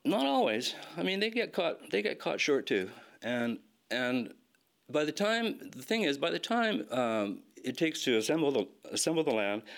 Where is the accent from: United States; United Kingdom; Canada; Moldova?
Canada; Vancouver, British Columbia; also born or lived in New Westminster / Coquitlam / Chilliwack; I was born and raised in Vancouver area 65 years ago, this September